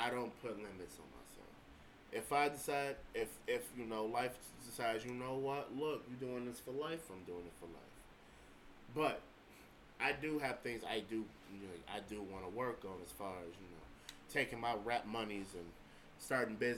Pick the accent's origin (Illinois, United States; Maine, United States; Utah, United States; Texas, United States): Illinois, United States; Evergreen Park; I'm from Evergreen Park, Illinois